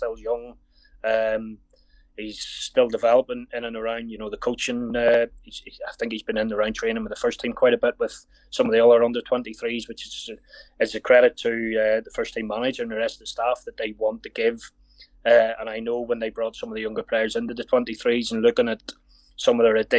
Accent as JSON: {"language": "English", "region": "Northern Ireland", "country": "United Kingdom", "tie": "born or raised there", "also_born_or_lived": "Manchester", "moved": "yes", "said": "I grew up in Northern Ireland"}